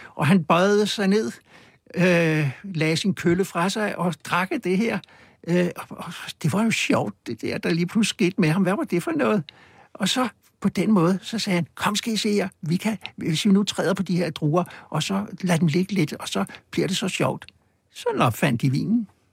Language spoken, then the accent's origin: Danish; Copenhagen, Capital Region of Denmark, Denmark; på Østerbro, hvor jeg voksede op